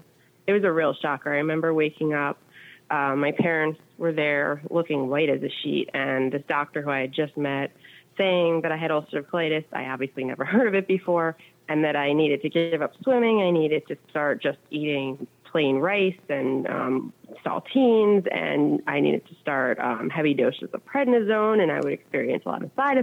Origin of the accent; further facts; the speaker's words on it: New York, United States; I'm from New York